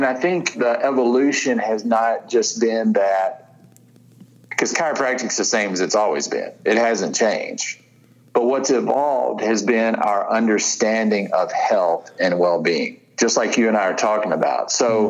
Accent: Tennessee, United States; I'm from West Tennessee. It ain't good, right?

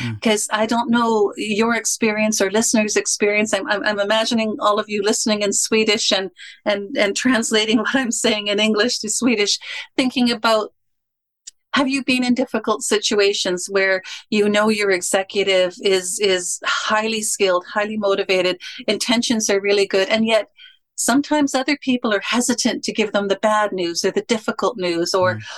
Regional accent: Canada; I am a Canadian

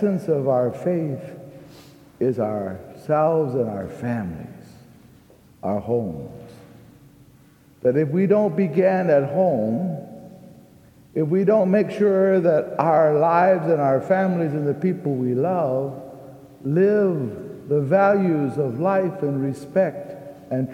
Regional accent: Texas, United States; I'm a Texan

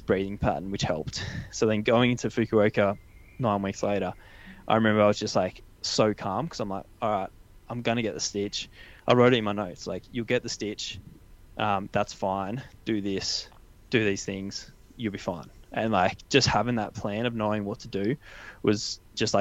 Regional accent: Canberra, Australian Capital Territory, Australia; I grew up in Canberra

